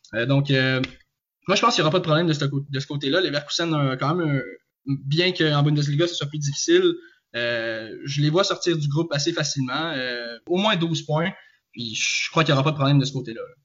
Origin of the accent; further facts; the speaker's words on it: Joliette, Quebec, Canada; now in Trois-Rivières, Canada; je suis natif de Joliette et j'habite je, présentement à Trois-Rivières